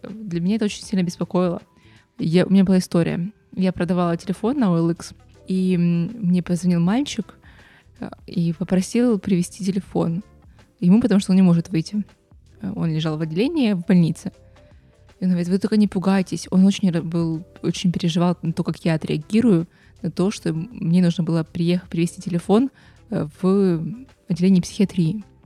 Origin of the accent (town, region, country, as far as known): Ukraine; moved away as an adult; now in Canada